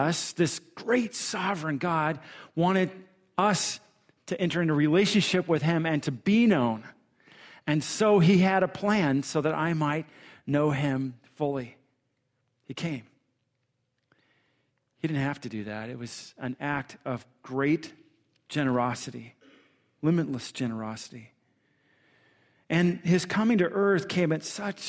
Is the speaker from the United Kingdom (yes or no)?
no; Southern California, United States; moved away as an adult; also born or lived in San Diego / Michigan; we're from Southern California.